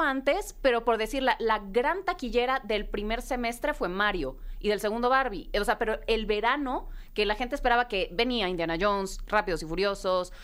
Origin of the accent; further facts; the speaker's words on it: Mexico; como mexicanos